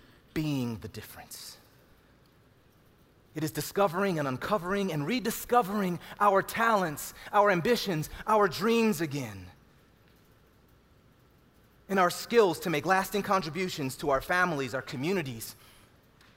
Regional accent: Cleveland, Ohio, United States; growing up in Cleveland, Ohio

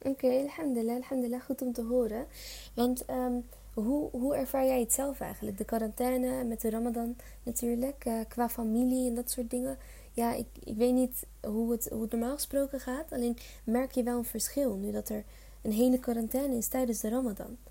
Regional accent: Leiden, South Holland, Netherlands; ik kom bijvoorbeeld uit Leiden

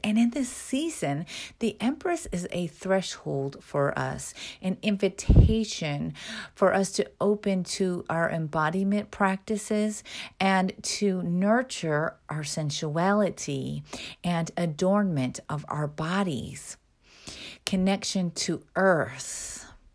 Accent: Midwest, United States; I grew up in the Midwest

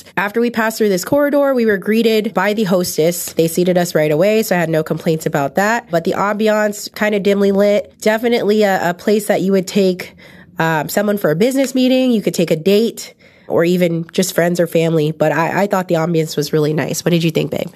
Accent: San Francisco, California, United States; I grew up in San Francisco, which is like the hub of ethnic food. I grew up near Chinatown in San Francisco

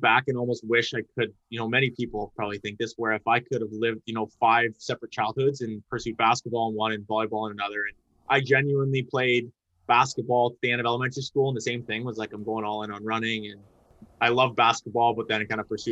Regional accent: Mississauga, Ontario, Canada; now in London, Canada; live in London, grew up in Mississauga, moved to London to go to Western, and then kind of stuck around

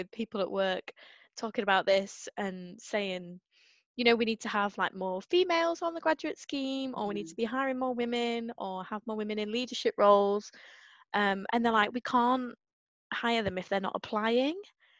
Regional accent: Northern England, United Kingdom; Not that there's enough Northerners down there. I mean, everyone still howls at my accent, but yeah.

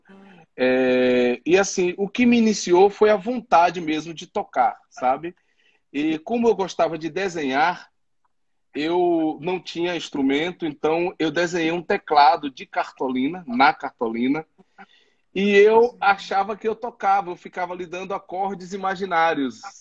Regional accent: Northeast Region, Brazil; Como nordestino, de vir aqui receber

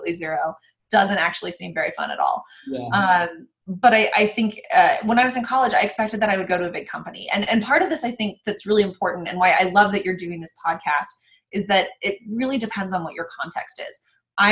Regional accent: Reno, Nevada, United States; growing up, I'm from Reno, Nevada

